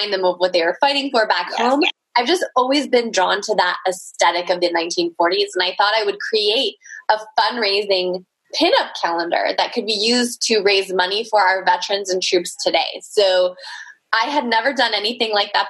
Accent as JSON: {"language": "English", "region": "California", "country": "United States", "tie": "born or raised there", "said": "I was born here in California."}